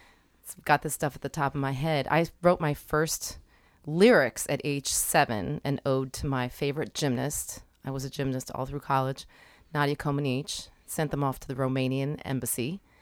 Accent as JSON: {"language": "English", "region": "Pennsylvania", "country": "United States", "tie": "born or raised there", "said": "I live in West Philly. Mm-hmm. I grew up in Delco."}